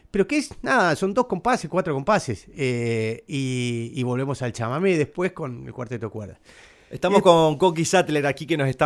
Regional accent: Paraná, Entre Ríos, Argentina; Eh, yo soy de Paraná

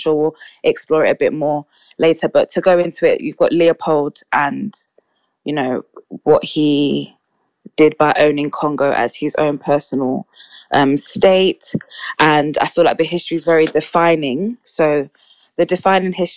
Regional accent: London, United Kingdom; I'm 24 from London and work 9 to 5.

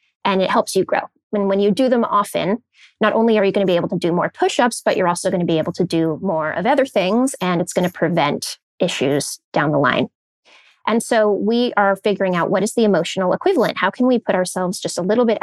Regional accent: Silicon Valley, California, United States; I grew up in Silicon Valley

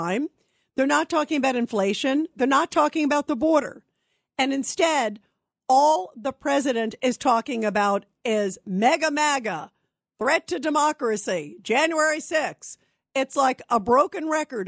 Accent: United States; as an American

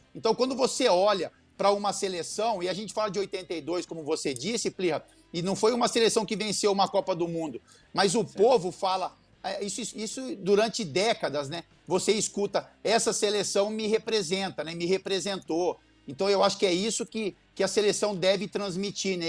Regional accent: Brazil; nós como brasileiros e apaixonados por futebol

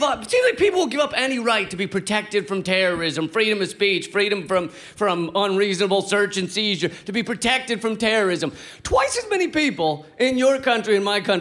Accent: United States; I'm from the United States

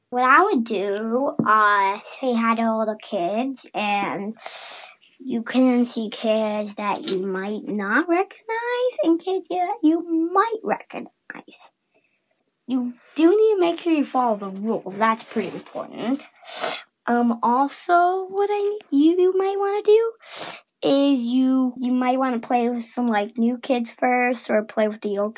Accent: San Jose, California, United States; I'm six years old. I'm from San Jose, California.

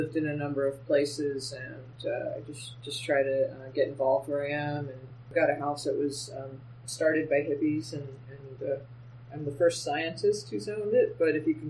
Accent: Pennsylvania, United States; also born or lived in Rhode Island / Connecticut; I grew up in a number of places. I moved from Pennsylvania to Rhode Island to Connecticut.

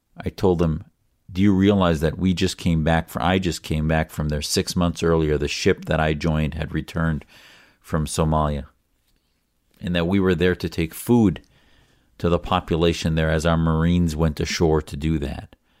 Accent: United States; as an American

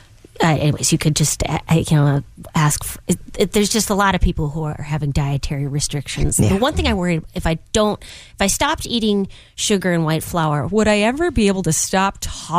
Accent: Midwest, United States; now in Los Angeles, United States; I grew up in the Midwest.

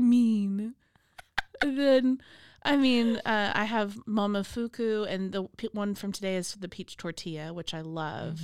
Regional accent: Waco, Texas, United States; also born or lived in Austin; even moving back to Waco, when I came back from Austin, I had my parents' old house

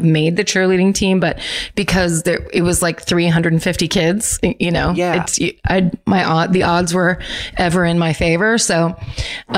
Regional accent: United States; I'm from America.

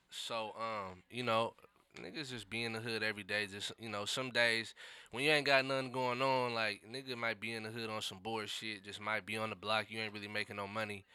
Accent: Seattle, Washington, United States; I grew up in the city, so I grew up in the central district

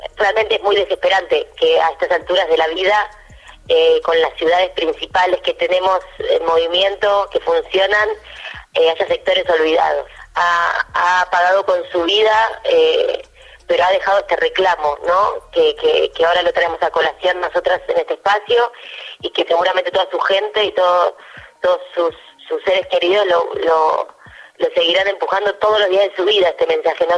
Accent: Argentina; soy la única argentina de toda la serie

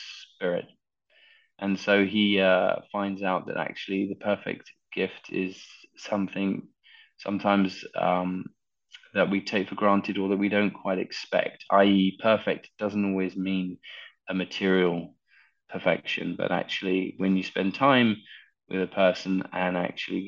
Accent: London, United Kingdom; I very rarely get a chance to shoot in my hometown

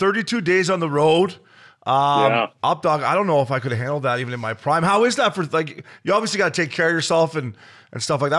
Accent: Port Hope, Ontario, Canada; I grew up in Port Hope

